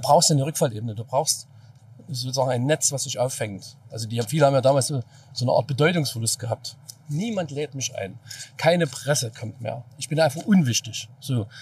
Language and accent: German; East Germany, Germany; als Ossi ist es ja trotzdem noch die Herkunft